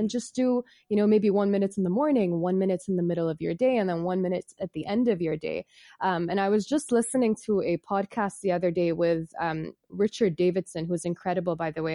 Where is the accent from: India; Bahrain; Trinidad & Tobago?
Bahrain; I'm from Bahrain. I was born and raised here